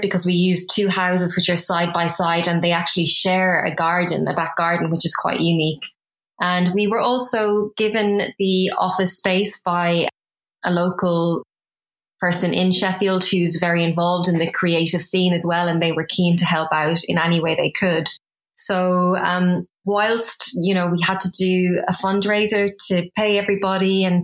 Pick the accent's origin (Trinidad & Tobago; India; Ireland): Ireland; moved away as an adult; now in London, United Kingdom; I'm originally from Ireland. So I moved from Ireland to the UK 14 years ago.